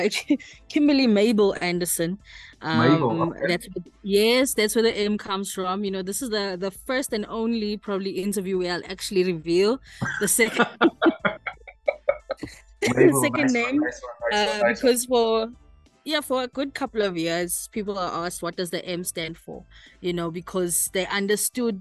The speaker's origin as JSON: {"language": "English", "town": "Eshowe", "region": "KwaZulu-Natal", "country": "South Africa", "tie": "born or raised there", "also_born_or_lived": "Durban", "moved": "as an adult", "said": "I was born in Durban, but spent my whole life in Eshowe, from primary school, high school, married, kids, everything was there until I moved out here"}